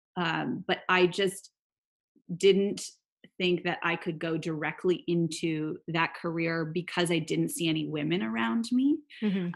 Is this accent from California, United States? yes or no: yes; Silicon Valley, California, United States; I grew up in Silicon Valley.